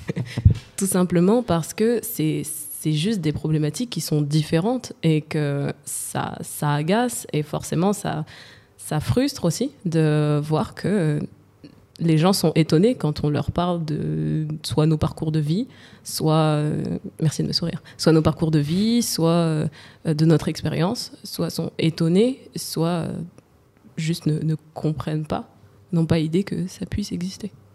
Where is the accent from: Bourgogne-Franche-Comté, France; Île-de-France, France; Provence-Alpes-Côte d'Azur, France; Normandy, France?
Île-de-France, France; Val-de-Marne; J'ai grandi dans le 94. Euh, je je citerai pas le nom de ma ville, mais j'ai grandi dans le 94, le Val-de-Marne.